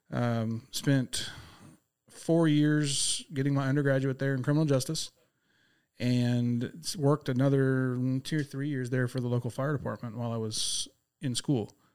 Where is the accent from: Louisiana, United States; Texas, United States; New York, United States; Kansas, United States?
Texas, United States; Abilene; moved away; also born or lived in Lubbock, Texas; I am a native Texan, born out in Abilene